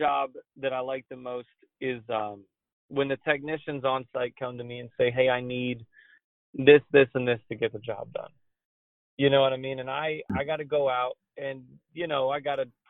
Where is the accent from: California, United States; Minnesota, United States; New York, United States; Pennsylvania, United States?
New York, United States; growing up in New York